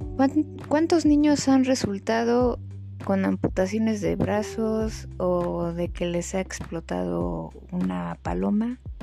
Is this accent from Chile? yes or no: no; Mexico; somos así los mexicanos